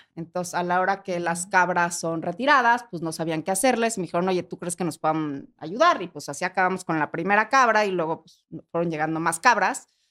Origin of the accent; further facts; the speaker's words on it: Mexico; como mexicanos